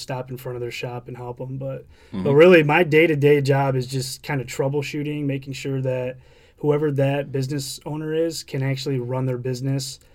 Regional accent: East Lansing, Michigan, United States; I'm from here, grew up in East Lansing

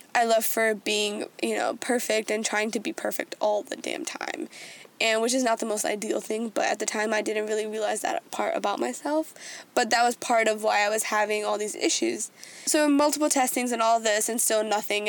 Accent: United States; growing up as like someone being Indian American, like growing up in that way

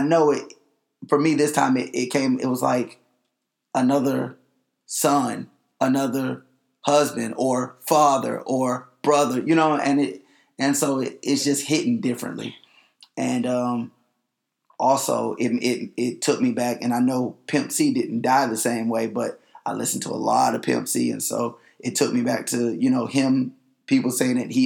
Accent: Panama City, Florida, United States; moved away; also born or lived in Tallahassee; I'm from Panama City. I'm from Tallahassee by way of Panama City

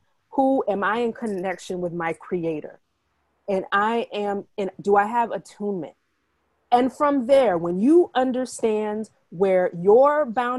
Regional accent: United States; also born or lived in Asia; I'm Ghanaian American, first generation

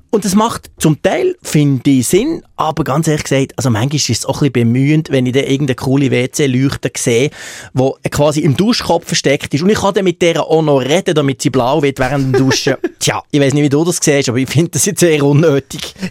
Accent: Bern, Switzerland; Plus kommt ja dazu, dass ich als Berner die als Zürcher sowieso fast nicht verstehe, vom Basler werden wir

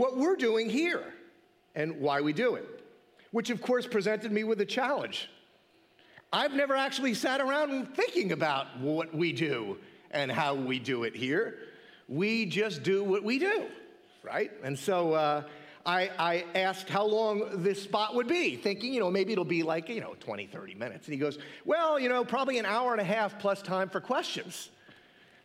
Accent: Mount Olive, United States; I grew up locally to our church. I grew up in Mount Olive

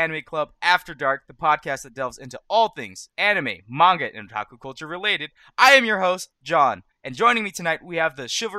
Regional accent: Washington, United States; I'm first generation Asia. I was the first generation born in America. So my parents are all immigrants

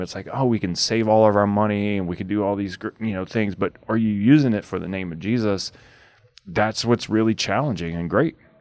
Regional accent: Louisiana, United States; growing up in Louisiana, a small town

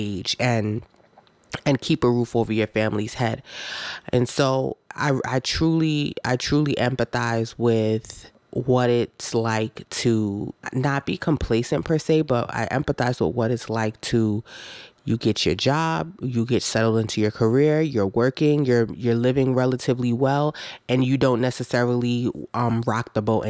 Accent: Jamaica; now in United States; I wasn't born in America. I was born in Jamaica as well.

